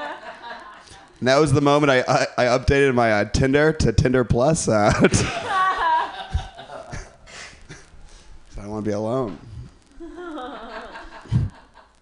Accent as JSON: {"language": "English", "region": "Midwest", "country": "United States", "said": "I'm from the Midwest"}